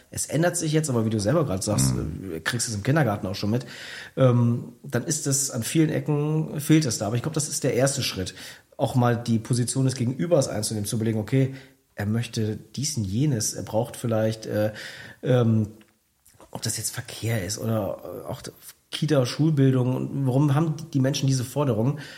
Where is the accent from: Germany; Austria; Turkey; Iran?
Germany; Cologne, North Rhine-Westphalia; Ja, also ein Blick nach Köln reicht ja 2015. Äh, da hat ja Henriette Reger, Oberbürgermeisterin meiner Heimatstadt, ähm, wurde ja am Vorabend der Wahl äh, mit dem Messer angegriffen